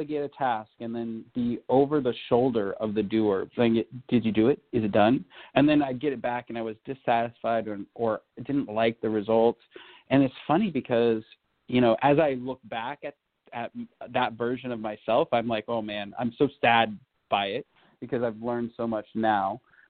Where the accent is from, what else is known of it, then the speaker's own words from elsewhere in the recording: California, United States; I speak a little bit of Spanish, being a Californian